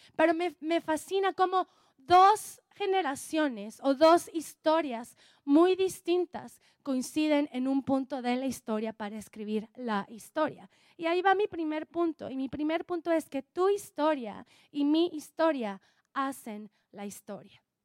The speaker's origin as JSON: {"language": "Spanish", "region": "Oaxaca", "country": "Mexico", "said": "Soy oaxaqueña, soy oaxaqueña"}